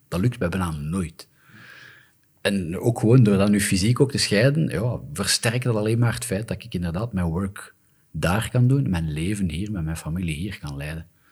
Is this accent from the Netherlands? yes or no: no; Flanders, Belgium; Wij als Vlamingen